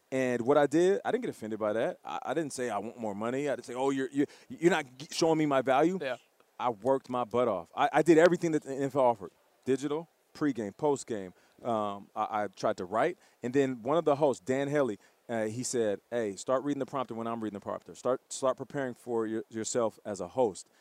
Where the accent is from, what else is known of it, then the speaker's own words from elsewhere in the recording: Canada; I'm Canadian